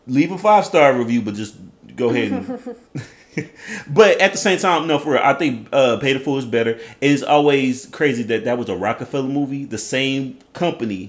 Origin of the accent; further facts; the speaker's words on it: Edmond, Oklahoma, United States; I'm from Oklahoma, and I'm a rodeo